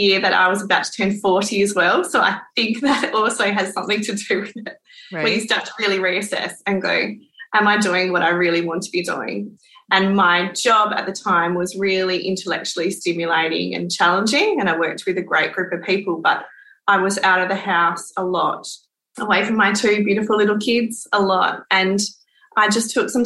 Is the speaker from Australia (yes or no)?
yes; Western Australia, Australia; also born or lived in Perth / British Columbia, Canada; I grew up inland on a farm, like in a beautiful farm. But then I have lived down south. We call it down in Australind, which is a little coastal town south of Perth. And then I moved to Perth and have lived here most of my life